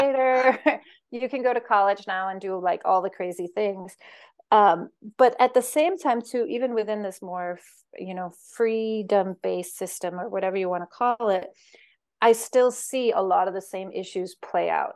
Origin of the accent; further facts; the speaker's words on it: Denmark; moved away as an adult; also born or lived in United States; I was born in Denmark, and I spent twenty-four years in, in America